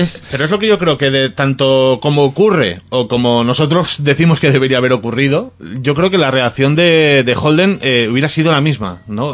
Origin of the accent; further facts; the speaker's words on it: Ibiza, Balearic Islands, Spain; en mi tierra, Ibiza